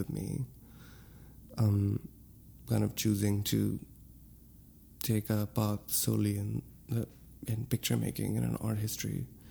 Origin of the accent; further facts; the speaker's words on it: Lahore, Punjab, Pakistan; moved away as an adult; also born or lived in Ohio, United States; now in New York City, United States; when I moved to the States, I... went straight to Ohio from Lahore.